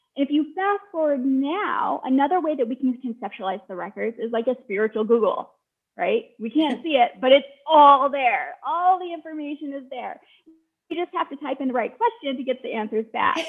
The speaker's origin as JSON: {"language": "English", "town": "Sioux City", "region": "Iowa", "country": "United States", "said": "I'm from Sioux City. Like, I grew up going to powwows"}